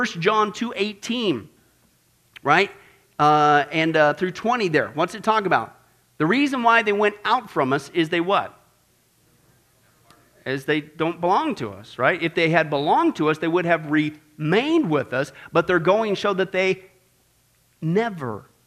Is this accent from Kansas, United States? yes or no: yes; Kansas, United States; I grew up in Kansas